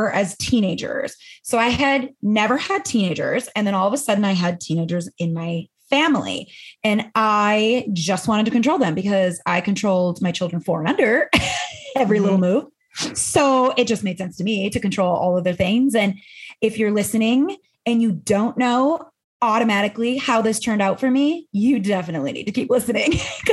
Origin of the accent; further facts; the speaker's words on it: Midwest, United States; now in Arizona, United States; I live in Arizona. I'm from the Midwest